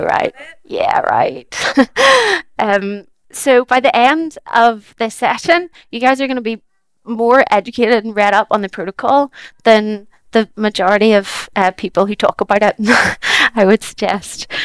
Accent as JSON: {"language": "English", "country": "Ireland", "said": "as an Irish"}